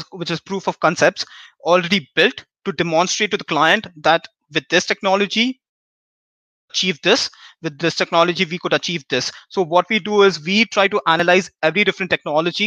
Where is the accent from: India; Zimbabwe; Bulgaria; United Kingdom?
India; moved away as an adult; I come from India, and I've been here for the last 3 years.